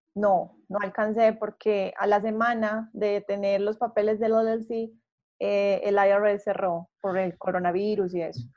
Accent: Colombia; yo soy colombiana

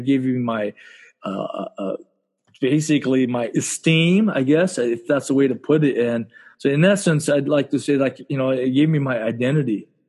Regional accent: Southern California, United States; my parents are immigrants from Japan. All right. And I grew up in Southern California. My dad's a gardener. my mom worked like as a seamstress in the garment district in downtown LA.

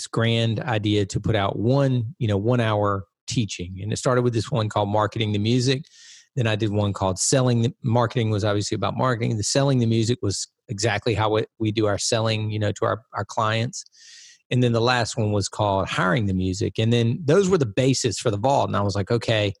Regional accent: Wilson, United States; 45 minutes east of here. And that's where I lived, obviously, you know, birth through end of high school, 18

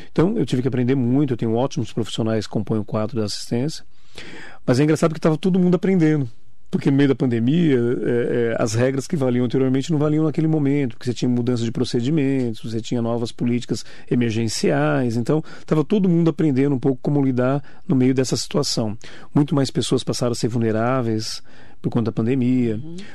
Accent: Poá, São Paulo, Brazil; Sou de Poá, 52 anos de vida, sou lá de Poá, eu, minha esposa, minhas crianças

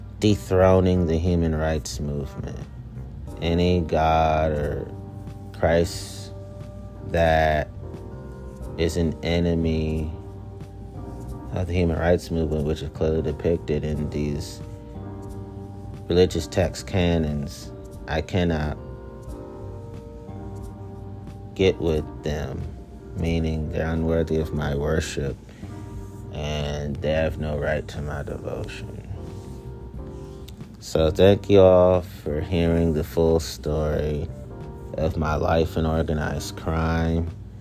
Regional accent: Italy; they thought it was that because I'm from Italy, that I should automatically join the Italian Mafia.

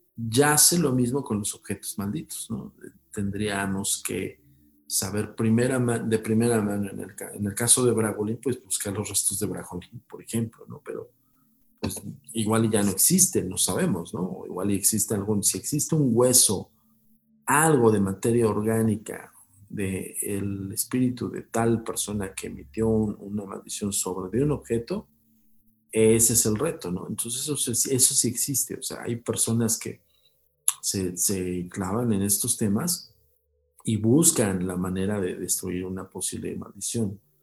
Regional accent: Mexico; como decimos aquí en México

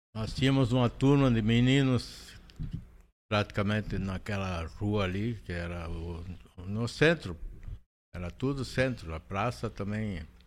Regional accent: Panambi, Rio Grande do Sul, Brazil; eu nasci e me criei em Panambi.

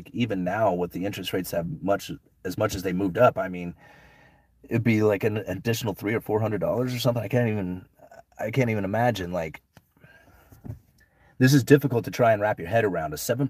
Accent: Austin, Texas, United States; born there; Yeah, I was born here in Austin, but Houston and San Antonio are looking a lot more affordable right now.

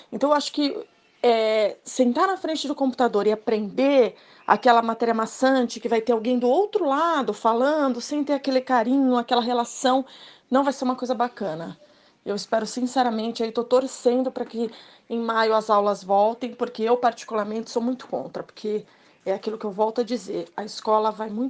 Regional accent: Santos, São Paulo, Brazil; tenho 40 anos, sou de Santos

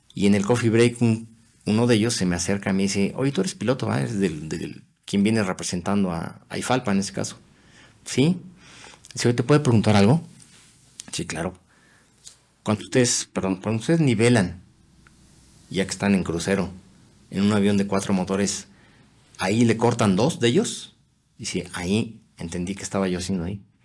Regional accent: Mexico; moved away as an adult

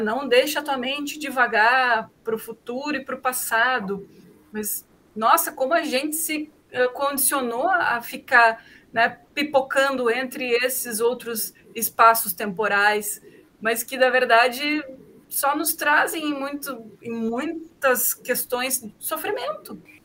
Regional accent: Novo Hamburgo, Rio Grande do Sul, Brazil; eu morei a vida toda em Novo Hamburgo

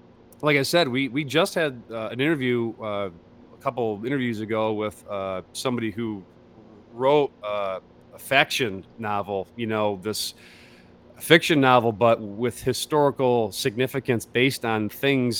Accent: near Detroit, Michigan, United States; where you and I grew up, near the D of Detroit, Michigan

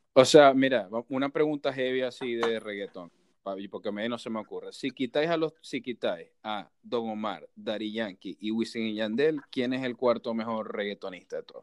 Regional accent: Maracaibo, Zulia, Venezuela; yo soy súper maracucho y me encanta, o sea, porque es parte de mi cultura y de lo que soy

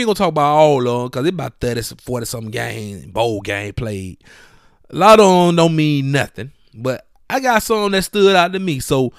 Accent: Montgomery, Alabama, United States; Montgomery, Alabama, my hometown.

